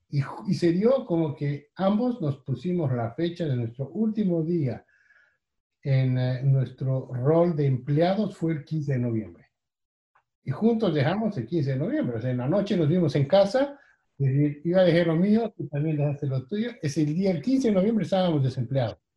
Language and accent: Spanish; Bolivia; moved away as an adult; Nosotros somos originalmente de Bolivia, somos bolivianos y veníamos de haber vivido ya años antes en otros países, en América Latina